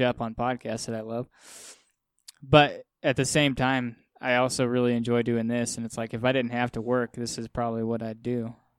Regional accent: Wyoming, United States; I'm from Wyoming

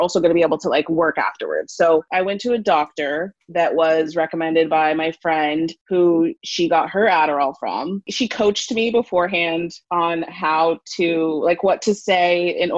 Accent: Arizona, United States; moved away as an adult; now in Los Angeles, United States; I'm originally from Arizona

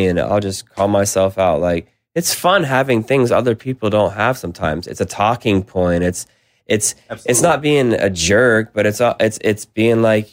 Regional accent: South Carolina, United States; I grew up in the Southeast. I grew up in South Carolina

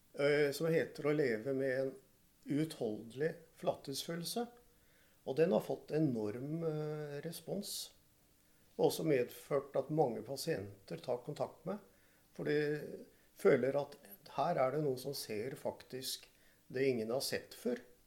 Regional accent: Oslo, Norway; Jeg er fra Groruddalen

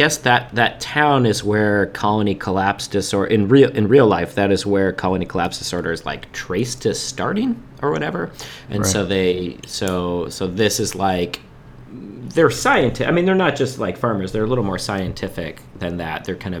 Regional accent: United States; as an American.

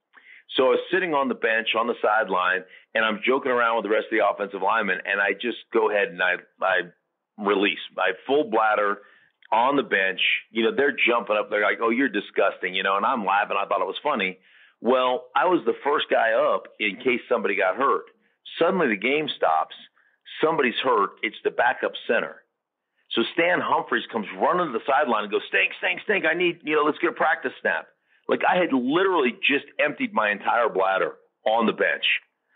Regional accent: Alaska, United States; moved away as an adult; also born or lived in Idaho; I grew up in Alaska.

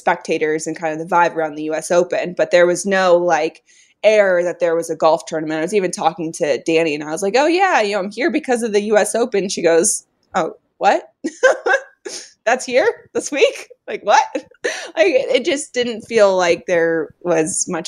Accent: Colorado, United States; I grew up in Colorado

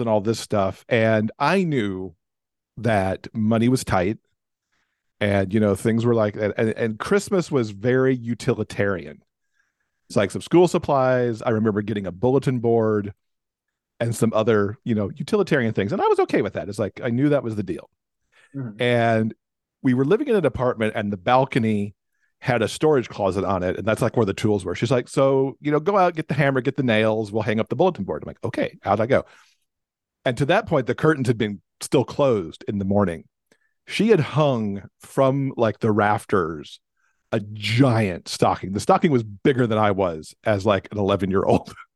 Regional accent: Alabama, United States; also born or lived in Michigan; My mom and I moved from Michigan to Alabama.

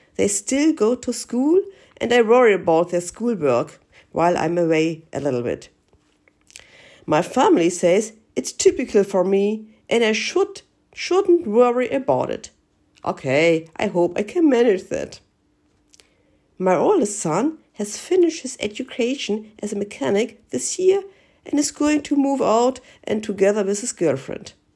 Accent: Germany; from Germany.

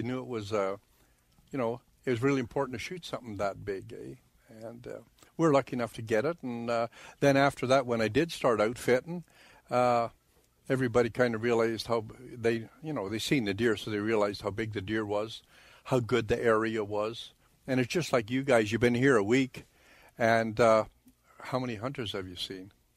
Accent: Okanagan Valley, British Columbia, Canada; now in Grandview, Manitoba, Canada; I was born in the Okanagan Valley in BC, like in British Columbia

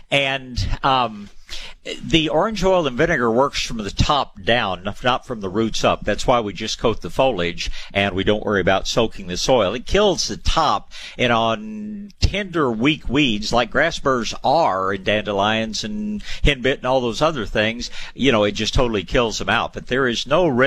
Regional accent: Tyler, Texas, United States; I was born in Tyler, Texas, where they grow world-class hydrangeas.

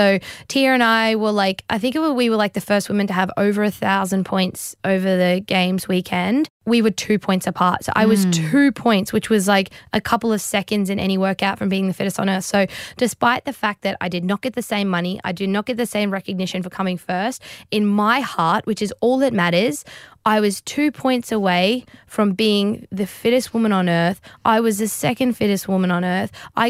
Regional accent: Australia; I'm also stoked as an Australian.

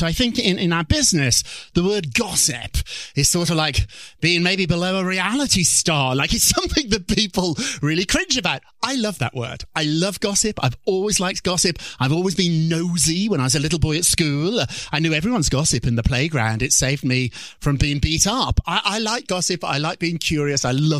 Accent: Birmingham, West Midlands, United Kingdom; Birmingham, England, which I like to say is Chicago, but it's more like Detroit.

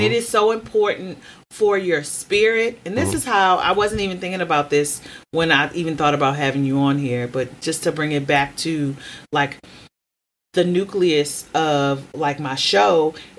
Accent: Baltimore, Maryland, United States; accent: Baltimore; also born or lived in California; so because I lived in California and I have developed non-regional diction, my Baltimore accent will come out when I'm angry.

